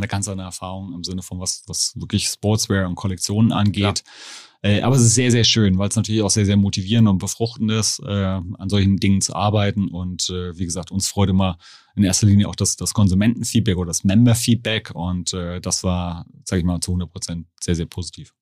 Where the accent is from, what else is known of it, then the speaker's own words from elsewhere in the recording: Germany; ich sehe mich nur rein als Deutscher